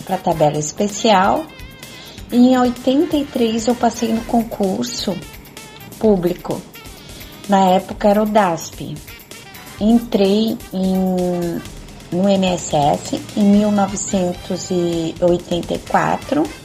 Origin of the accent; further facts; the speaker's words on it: Santa Catarina, Brazil; sou de Santa Catarina